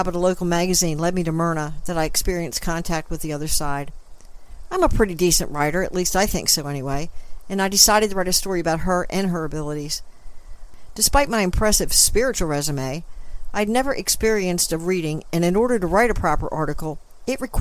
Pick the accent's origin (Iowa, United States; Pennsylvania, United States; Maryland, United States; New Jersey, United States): Maryland, United States; Linthicum Heights; I was born in Linthicum Heights, Maryland, on the outskirts of Baltimore City. It's a sleepy little suburban community where there were many kids my age to hang out